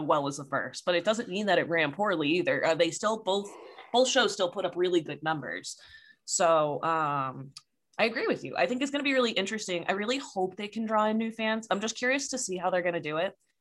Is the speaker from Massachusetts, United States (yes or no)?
yes; Boston, Massachusetts, United States; we're from the Boston area